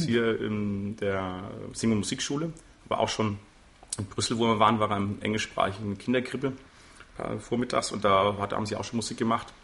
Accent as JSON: {"language": "German", "town": "Würzburg", "region": "Bavaria", "country": "Germany", "tie": "born or raised there", "also_born_or_lived": "England", "said": "der Sandau geboren, der Sandau groß geworden, wohne auch noch in der Sanderau"}